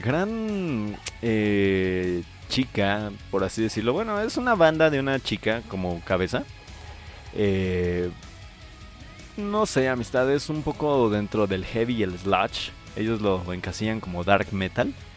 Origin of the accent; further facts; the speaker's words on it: Paracho, Michoacán, Mexico; yo soy del centro de Paracho